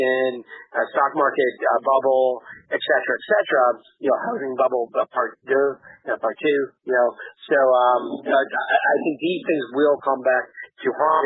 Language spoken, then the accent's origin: English; Canada; moved away; I'm from Canada, and I haven't lived there in years